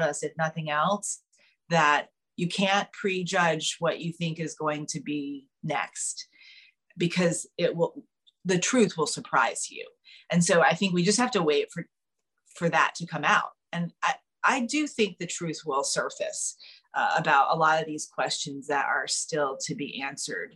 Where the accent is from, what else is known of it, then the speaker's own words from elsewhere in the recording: South Carolina, United States; moved away as an adult; now in New York, United States; as kids growing up in South Carolina, we all spent time on boats.